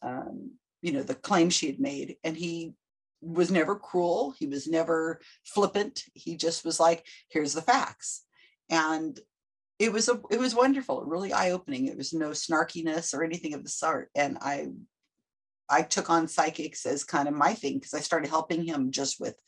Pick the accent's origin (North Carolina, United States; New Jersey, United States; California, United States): California, United States; Salinas; I am born and raised in Salinas, California. Still live here